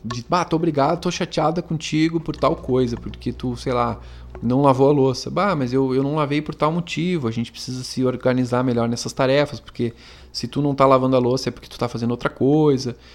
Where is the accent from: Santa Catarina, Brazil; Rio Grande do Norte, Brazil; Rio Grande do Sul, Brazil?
Rio Grande do Sul, Brazil; Montenegro; A gente é aqui de Montenegro e a gente mora